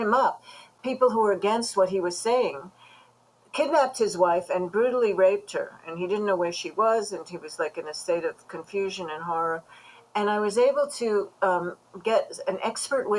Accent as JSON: {"language": "English", "town": "New York City", "region": "New York", "country": "United States", "tie": "born or raised there", "said": "as a young Jewish girl growing up in Brooklyn"}